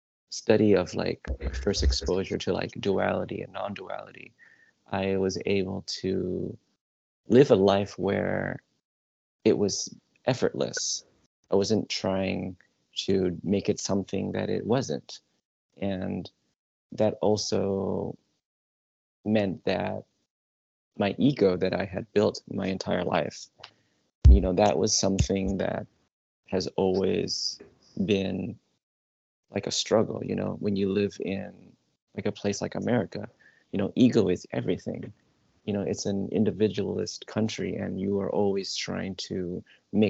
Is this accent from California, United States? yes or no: yes; Southern California, United States; also born or lived in Manhattan, New York; I was born in Manhattan, but I never lived in New York. I was maybe like 1 or 2 years old until my parents moved to California. So my whole life has been a Southern California boy